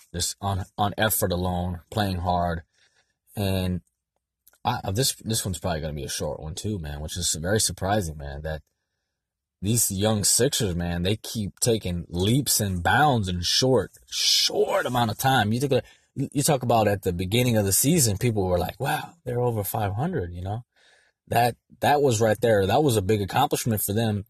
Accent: San Diego, California, United States; I'm from San Diego.

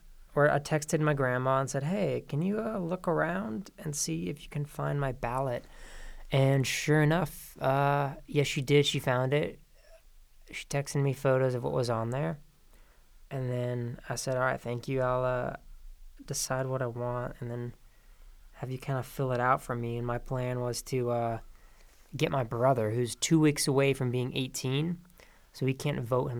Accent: Prescott, Arizona, United States; I was still registered in Arizona, in Yavapai County, actually, because I'm from Prescott.

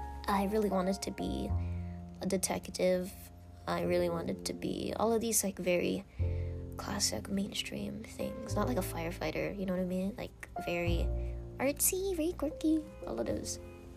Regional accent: Philippines; I'm, like I said, I'm Filipina, and we grew up with the knowledge of Filipino time.

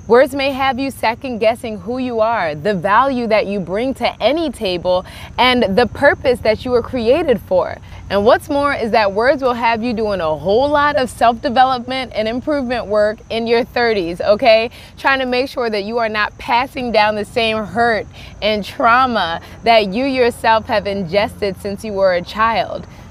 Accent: Baltimore, Maryland, United States; I grew up in Baltimore, Maryland, and I was raised in a very traditional Nigerian home

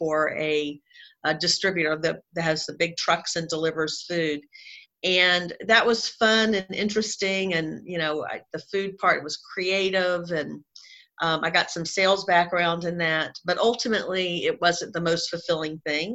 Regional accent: Jacksonville, Florida, United States; accent: Southern; So I grew up in Jacksonville, Florida. So I've been a Southern girl my whole life, if you can't tell from listening to my the accent of my voice.

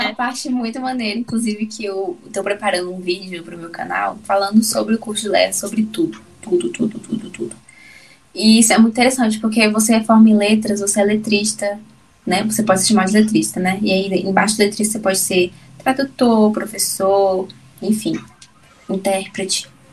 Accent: Brasília, Federal District, Brazil; eu nasci em Brasília, mas a minha família é baiana

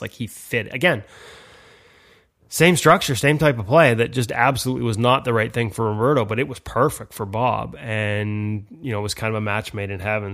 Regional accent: Vancouver, British Columbia, Canada; I'm from Vancouver

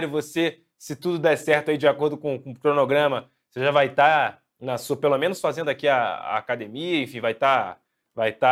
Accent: Rio de Janeiro, Brazil; E a, a gente pode falar mal porque a gente é carioca.

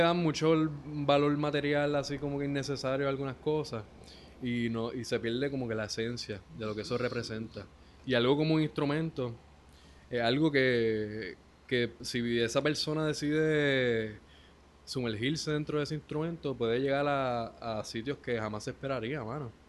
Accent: Ponce, Puerto Rico; yo vivía con mi mamá en el Tuque, en los bajos de la casa de mi tía, que ahí fue donde yo me crié, en Ponce.

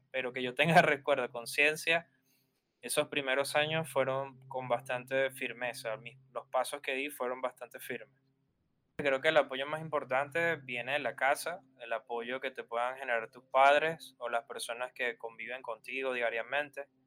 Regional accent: Barquisimeto, Lara, Venezuela; yo tenía que ir de mi ciudad en Barquisimeto, a ocho horas en Caracas para conectar con el graffiti de Caracas

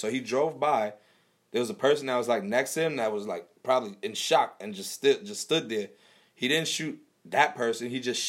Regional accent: New York City, New York, United States; we both born and raised in Brooklyn

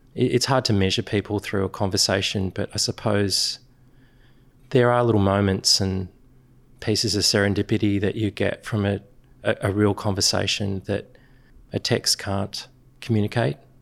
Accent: Sydney, New South Wales, Australia; where we grew up in Pennant Hills

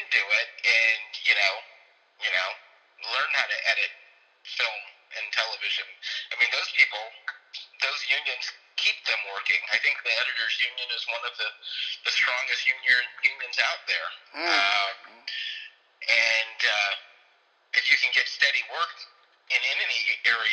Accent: Beverly Hills, California, United States; growing up in Beverly Hills, being two black kids in our whole grade

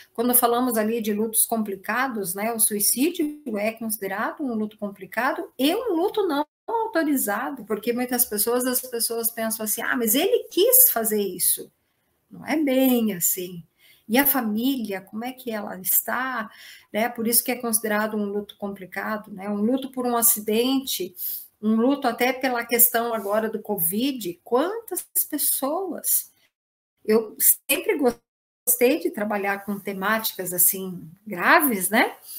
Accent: Brazil

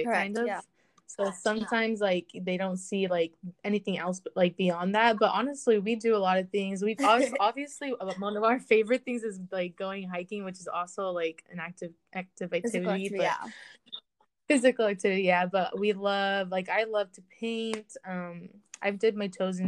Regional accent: United States; I'm Mexican American

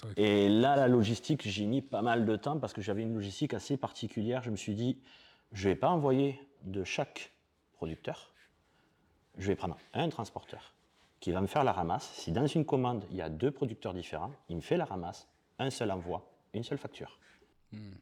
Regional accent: Perpignan, Occitania, France; j'ai 47 ans, je suis de Perpignan

